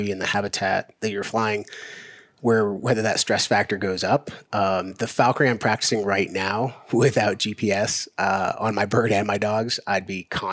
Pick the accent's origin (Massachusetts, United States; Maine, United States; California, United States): Maine, United States; Central; moved away as an adult; also born or lived in Silver City, New Mexico; now in Tucson, United States; I'm born and raised in Central Maine. I left when I was about 20 years old